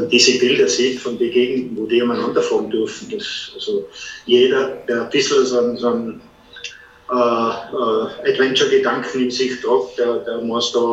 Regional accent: Tyrol, Austria; die endlosen Weiten, hat für mich als Tiroler wahrscheinlich sehr

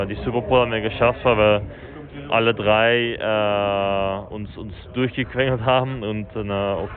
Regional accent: Belgium; Ich glaube, Spa ist für mich immer äh

